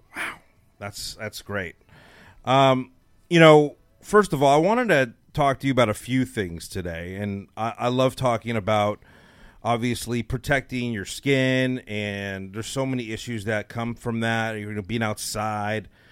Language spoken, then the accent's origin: English; Los Angeles, California, United States; now in Dallas, United States; I'm from Los Angeles